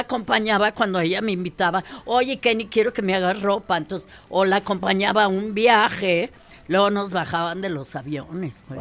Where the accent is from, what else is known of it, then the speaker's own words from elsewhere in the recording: Mexico; sí soy mexicana, pero habla raro